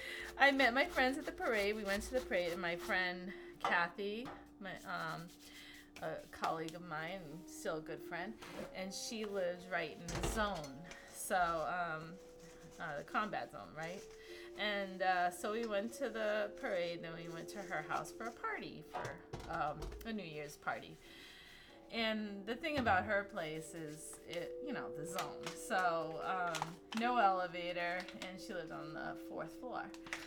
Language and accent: English; Hudson, New Hampshire, United States; also born or lived in Boston; I'm from, born, and still there, Hudson, New Hampshire.